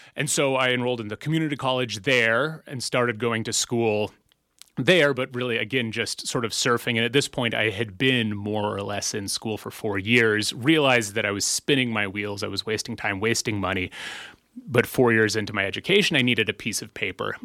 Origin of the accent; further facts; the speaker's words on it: Blue Lake, California, United States; I grew up in a small community in rural coastal Northern California, a community called Blue Lake. It's in Humboldt County